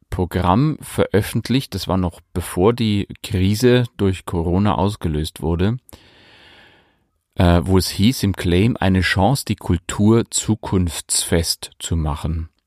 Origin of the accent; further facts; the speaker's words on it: Bavaria, Germany; now in Leipzig, Germany; Ich stamme aus der Oberpfalz in Bayern und äh, liebe meine Heimat, den Oberpfälzer Wald, genauso wie das Gewusel der Großstadt.